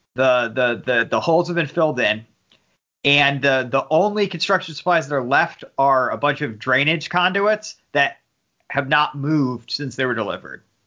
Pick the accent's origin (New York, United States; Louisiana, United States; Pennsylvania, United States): New York, United States; New York City; growing up in New York City.